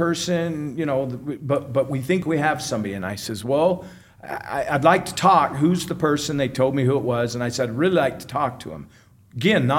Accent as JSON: {"language": "English", "town": "Ogden", "region": "Utah", "country": "United States", "tie": "born or raised there", "said": "I grew up here in Utah"}